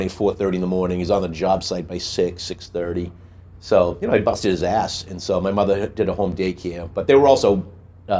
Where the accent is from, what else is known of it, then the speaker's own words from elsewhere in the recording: Boston, Massachusetts, United States; accent: Dorchester; with my accent, I wouldn't get a job outside of Dorchester.